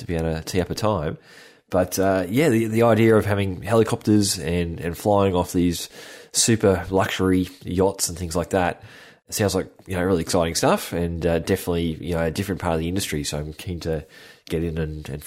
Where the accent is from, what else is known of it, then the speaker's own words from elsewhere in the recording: Australia; accent: Australian; my Australian accent